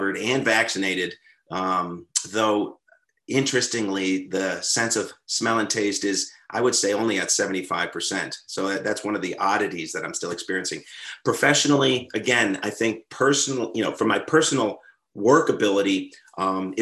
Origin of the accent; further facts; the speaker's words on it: Western New York State, United States; moved away; also born or lived in London, England; I grew up in Western New York State, not an overly exciting place, but geographically beautiful.